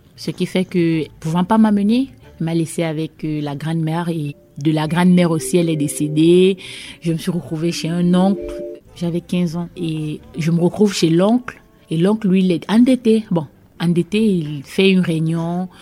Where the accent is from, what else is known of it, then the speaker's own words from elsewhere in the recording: Cameroon; moved away as an adult; also born or lived in Yaoundé, Cameroon / Bafang, Cameroon / Sangmélima, Cameroon / Basque Country, France; now in France; Je viens du Cameroun. Je suis née le 19 mai 91 à Yaoundé, capitale politique du Cameroun.